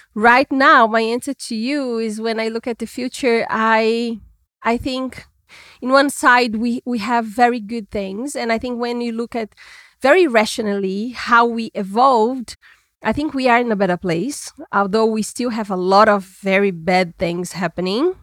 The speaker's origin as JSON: {"language": "English", "region": "Minas Gerais", "country": "Brazil", "tie": "born or raised there", "moved": "yes", "lives_now": "São Paulo, Brazil", "said": "I was born in Minas Gerais, which is another state in Brazil"}